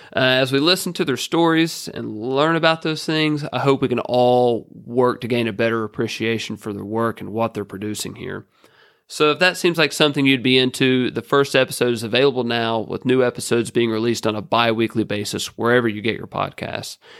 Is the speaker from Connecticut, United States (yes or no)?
no; Huntington, West Virginia, United States; I am a woodworker from Huntington, West Virginia